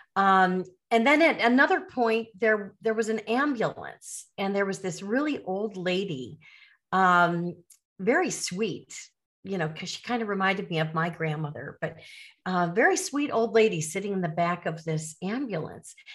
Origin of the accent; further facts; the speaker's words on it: Chicago suburbs, Illinois, United States; moved away as an adult; now in Caribbean; I'm from the Chicago suburbs